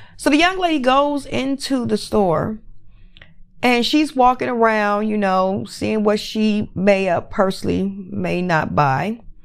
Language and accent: English; United States; I am American citizen. I was born, bred in America